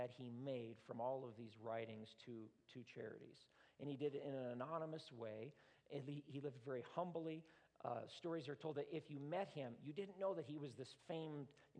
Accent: United States; I'm an American

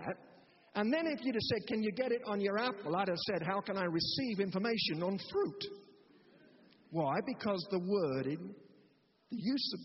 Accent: United Kingdom; of course I'm a Christian. I'm British.

